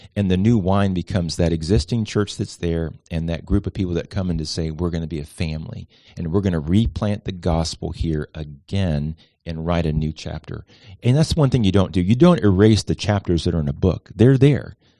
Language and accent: English; Miami, Florida, United States; also born or lived in Atlanta, Georgia; now in Charleston, United States; Originally from Miami, Florida